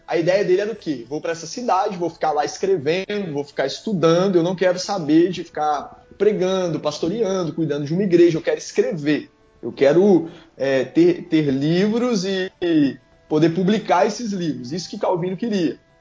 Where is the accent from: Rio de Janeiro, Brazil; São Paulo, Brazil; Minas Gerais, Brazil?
Minas Gerais, Brazil; now in Espírito Santo, Brazil; eu sou mineiro